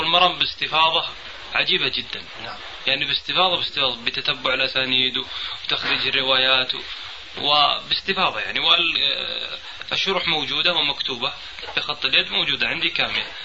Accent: Buraydah, Al-Qassim, Saudi Arabia; في القصيم عندنا في بريدة

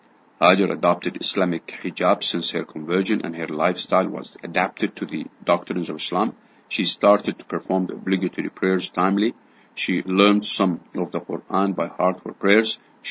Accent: Canada; Myself, I am from a Canadian and Anglican background, and my husband never joined his Christian church, Presbyterian.

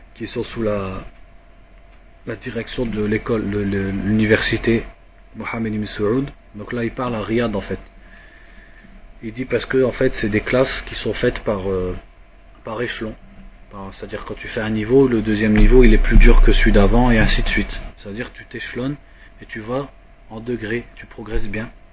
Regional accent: France; comme nous on est de France

